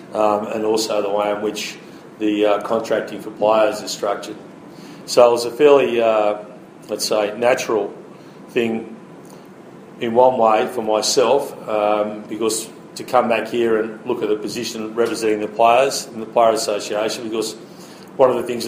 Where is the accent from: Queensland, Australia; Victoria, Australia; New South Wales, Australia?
New South Wales, Australia; Sydney; my own background was that I grew up in Sydney playing AFL